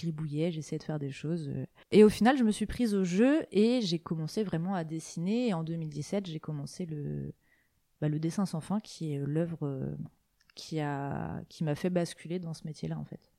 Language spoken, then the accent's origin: French; Côtes-d'Armor, Brittany, France; born or raised there